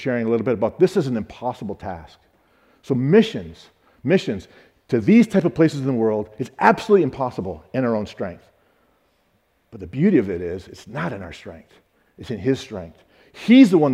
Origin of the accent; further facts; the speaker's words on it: Michigan, United States; I'm from Michigan